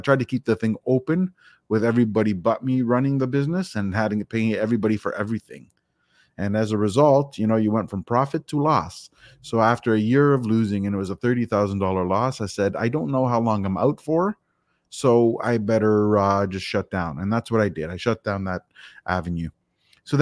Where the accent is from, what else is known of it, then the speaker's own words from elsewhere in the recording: Toronto, Ontario, Canada; I am from Toronto, Ontario, Canada